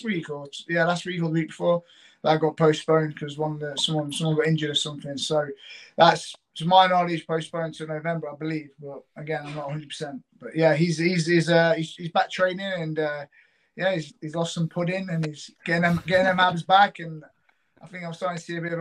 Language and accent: English; United Kingdom; being the British fighter as well, the local fighter